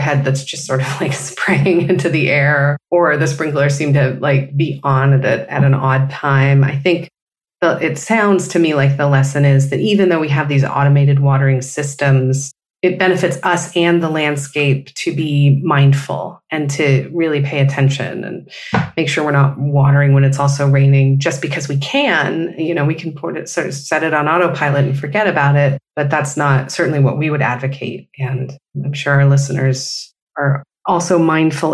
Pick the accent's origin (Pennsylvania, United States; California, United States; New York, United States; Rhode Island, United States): California, United States; my home state, for example, of California